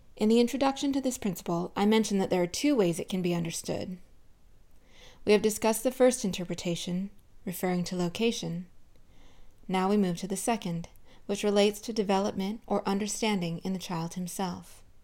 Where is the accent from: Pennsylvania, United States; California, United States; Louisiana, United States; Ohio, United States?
California, United States; Southern; I grew up in Southern California